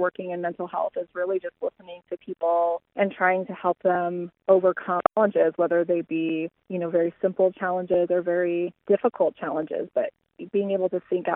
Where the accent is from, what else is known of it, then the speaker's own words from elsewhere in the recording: Havre, Montana, United States; also born or lived in Missoula, Montana / United Kingdom; I grew up in Haver and I attended the Haver School District my whole life until I graduated from Haver High School in 2002.